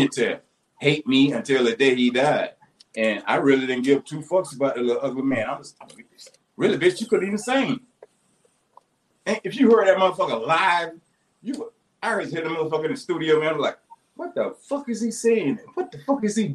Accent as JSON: {"language": "English", "town": "Waynesboro", "region": "Georgia", "country": "United States", "also_born_or_lived": "Augusta, Georgia", "said": "I'm from Waynesboro"}